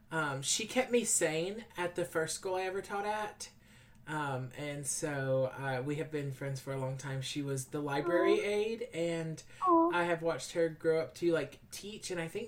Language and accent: English; Texas, United States; I'm from